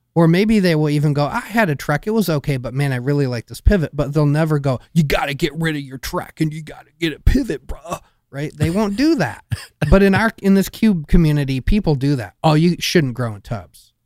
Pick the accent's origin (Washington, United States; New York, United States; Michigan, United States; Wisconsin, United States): Michigan, United States; I grew up in Michigan